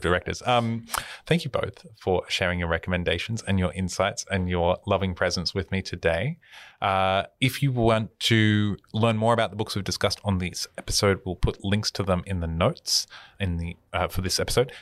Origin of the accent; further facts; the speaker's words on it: Australia; as an Australian who lives in this culture